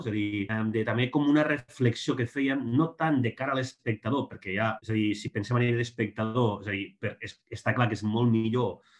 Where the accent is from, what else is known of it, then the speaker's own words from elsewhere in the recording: Lleida, Catalonia, Spain; soc de Lleida